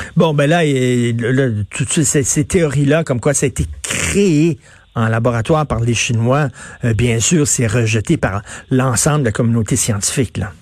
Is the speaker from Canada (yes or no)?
yes; Canada